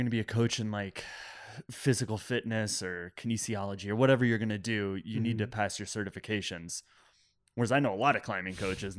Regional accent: Iowa, United States; I'm from Iowa.

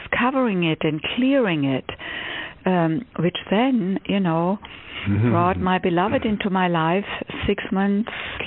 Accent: Stuttgart, Baden-Württemberg, Germany; English is a second language; moved away as an adult; also born or lived in Cambridge, Massachusetts; now in United States; I was born and raised in Germany, in Stuttgart, Germany.

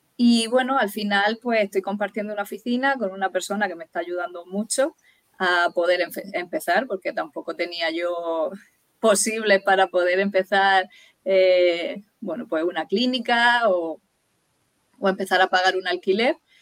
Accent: Murcia, Region of Murcia, Spain; also born or lived in Dublin; Y volví a Murcia, porque yo soy de Murcia

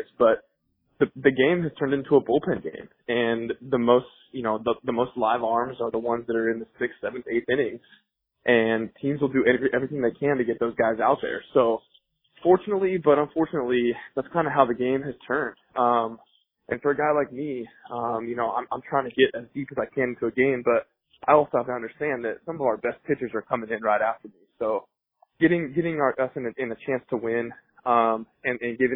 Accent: Colorado, United States; moved away; growing up in Colorado

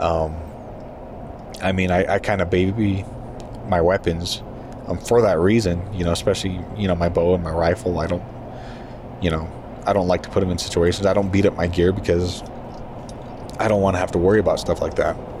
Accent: southern New Mexico, United States; being from there

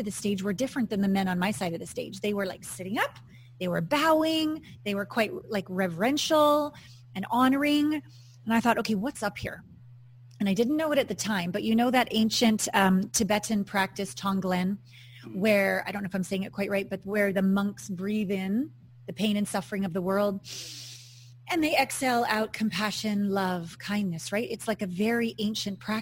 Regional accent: Kamloops, British Columbia, Canada; born or raised there; moved away as an adult; also born or lived in New Westminster, British Columbia / Los Angeles / Japan / New York City

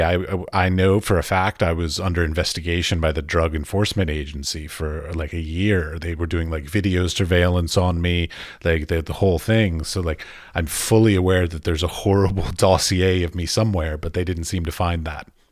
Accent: Washington, District of Columbia, United States; moved away as an adult; now in Europe; I grew up in Washington, D C

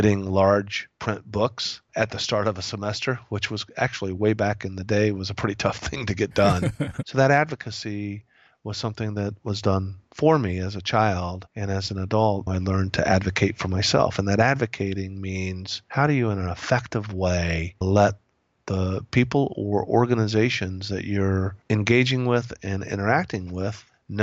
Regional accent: Indianapolis, Indiana, United States; moved away; also born or lived in Phoenix, Arizona; I'm from Indiana, grew up in Indianapolis

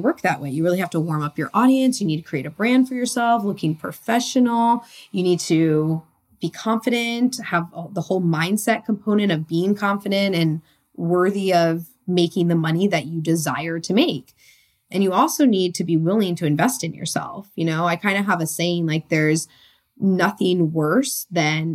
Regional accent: Connecticut, United States; moved away as an adult; also born or lived in San Diego, California; I was born and raised in Connecticut.

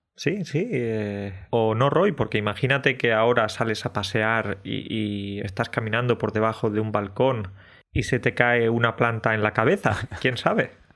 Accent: southern Spain, Spain; los del sur, los andaluces, extremeños y tal, los del sur viven menos o vivimos menos que los del norte

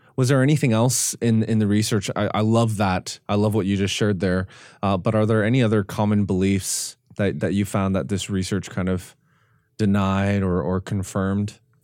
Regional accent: Canada; I'm, I'm Canadian

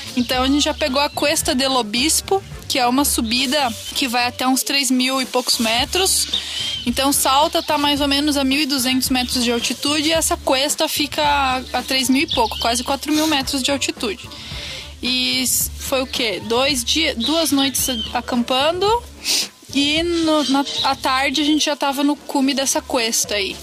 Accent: Brazil; a gente é do Brasil

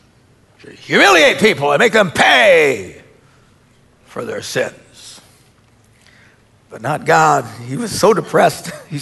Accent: Wisconsin, United States; we're from Wisconsin.

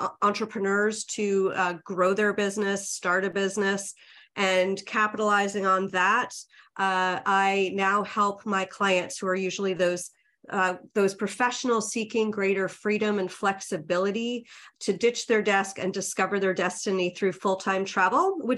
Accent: New York, United States; moved away as an adult; I'm from New York

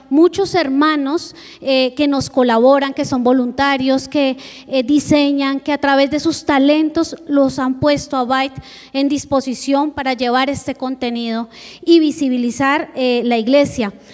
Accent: Bogotá, Colombia; junto con mi esposo somos de Colombia, venimos de Bogotá, la capital.

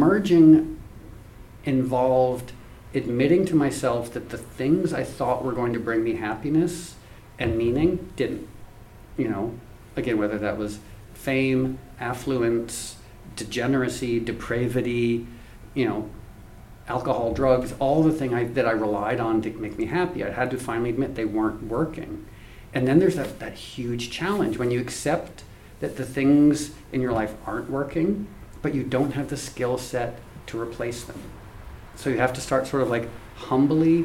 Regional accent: Darien, Connecticut, United States; I grew up in Darien, Connecticut, which is one of the most affluent places in the world

